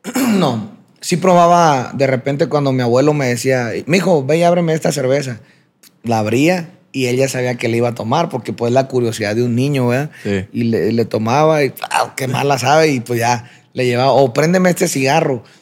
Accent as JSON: {"language": "Spanish", "town": "Culiacancito", "region": "Sinaloa", "country": "Mexico", "tie": "born or raised there", "said": "nací en Culiacán, Sinaloa, como lo mencionas. Me crié en un pueblo pequeño a, las afueras de Culiacán que se llama Culiacancito."}